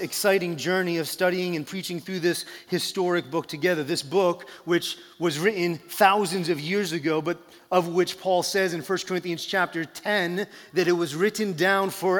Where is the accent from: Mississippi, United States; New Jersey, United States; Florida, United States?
New Jersey, United States; I grew up in New Jersey